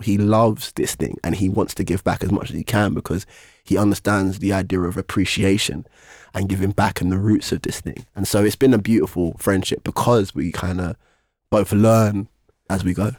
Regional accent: London, United Kingdom; I'm from East London

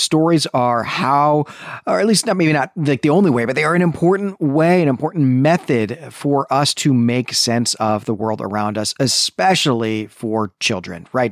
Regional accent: Midwest, United States; I'm a Midwesterner

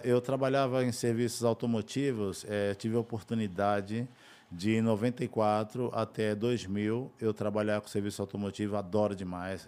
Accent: Pilão Arcado, Bahia, Brazil; also born or lived in Tocantins / Peruíbe; now in Federal District, Brazil; eu sou baiano de Pilão Arcado

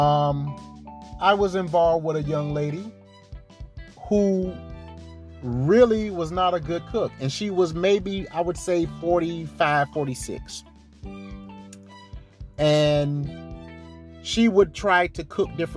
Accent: South Carolina, United States; I grew up in the South. I grew up in South Carolina

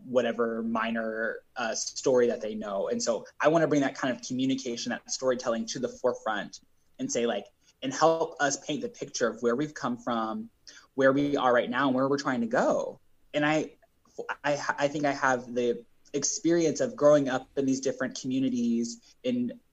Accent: Omaha, Nebraska, United States; also born or lived in Bellevue, Nebraska; I grew up in North Omaha

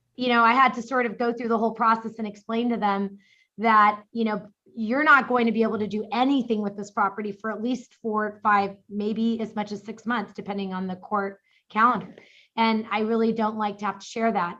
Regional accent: New York City, New York, United States; now in Orange County, United States; I was born in the Bronx.

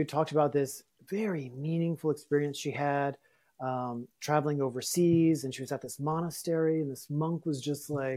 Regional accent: Louisiana, United States; my life growing up in Louisiana was really complicated

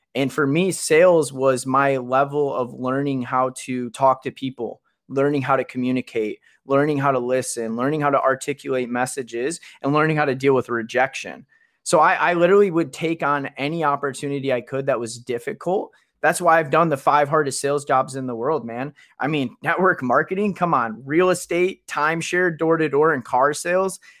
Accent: Kalamazoo, Michigan, United States; I'm from Kalamazoo. We're both from Michigan

